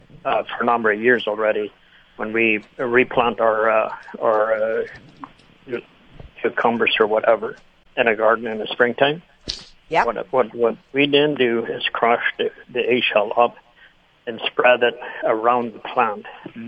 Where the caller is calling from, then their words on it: Altona, Manitoba, Canada; Close to Altona.